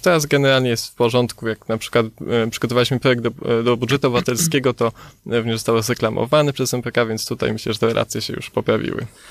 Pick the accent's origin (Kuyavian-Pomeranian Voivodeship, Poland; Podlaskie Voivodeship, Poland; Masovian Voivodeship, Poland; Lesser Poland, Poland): Lesser Poland, Poland; Kraków; my jako Krakus